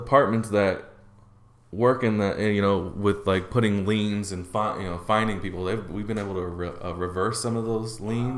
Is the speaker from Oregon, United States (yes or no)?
yes; Portland, Oregon, United States; growing up in Portland and being in Portland how much neighborhoods changed